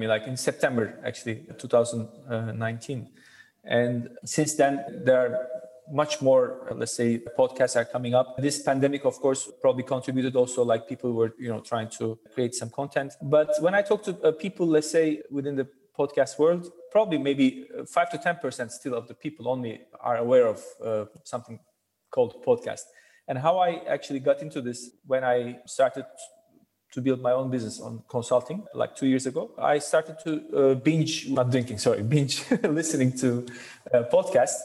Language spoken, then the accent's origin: English; Ankara, Turkey; also born or lived in Izmir; now in Istanbul, Turkey; I was born in Ankara